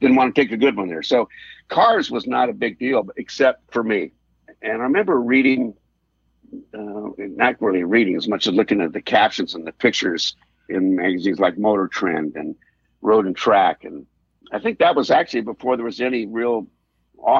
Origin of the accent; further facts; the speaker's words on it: Los Angeles, California, United States; I'm a Southern California guy, and specifically in the San Fernando Valley